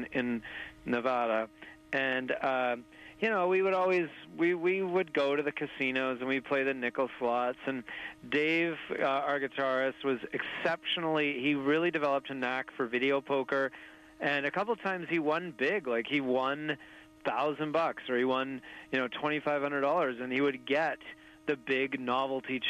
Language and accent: English; Desolation Sound, British Columbia, Canada; growing up in Desolation Sound, B.C., remote coastal wilderness where we have a cabin